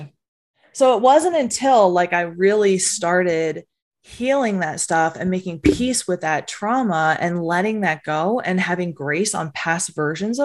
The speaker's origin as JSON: {"language": "English", "region": "New Jersey", "country": "United States", "said": "I was from Jersey. I was this Jersey girl"}